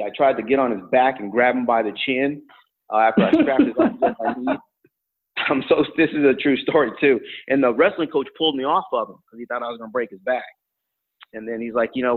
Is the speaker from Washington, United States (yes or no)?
no; Tucson, Arizona, United States; I'm from a family of five, single mom, brought up in Tucson, Arizona, on the east side of Tucson